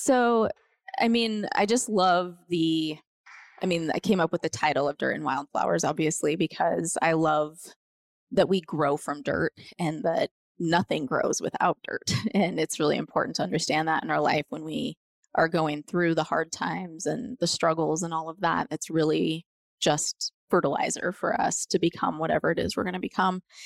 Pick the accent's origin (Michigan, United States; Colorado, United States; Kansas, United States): Colorado, United States; Montrose; moved away as an adult; now in Grand Junction, United States; I grew up in Montrose